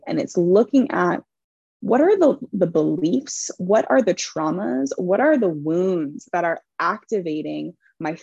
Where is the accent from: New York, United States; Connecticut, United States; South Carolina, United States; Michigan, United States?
Connecticut, United States; I grew up in Connecticut in a very privileged WASPy neighborhood and area.